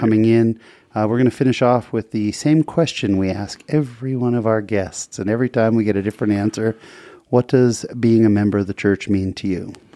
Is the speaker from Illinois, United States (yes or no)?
no; Utah, United States; I'm from Utah